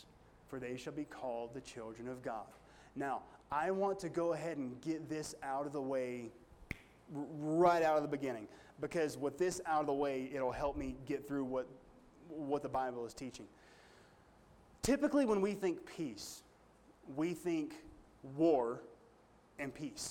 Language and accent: English; United States; me as an American